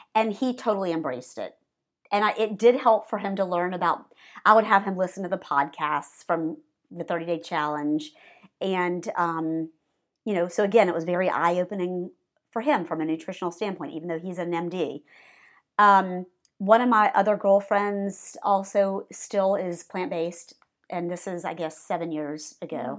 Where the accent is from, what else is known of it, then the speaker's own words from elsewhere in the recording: Savannah, Georgia, United States; also born or lived in Baltimore, Maryland; now in Atlanta, United States; I grew up in Savannah, Georgia, eating fried chicken and cheeseburgers